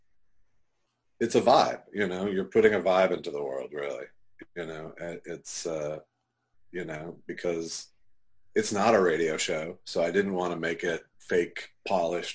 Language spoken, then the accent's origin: English; Minnesota, United States; I grew up in Minnesota